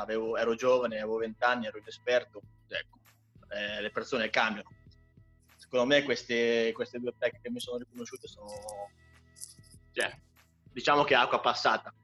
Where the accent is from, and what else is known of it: Ancona, Marche, Italy; born or raised there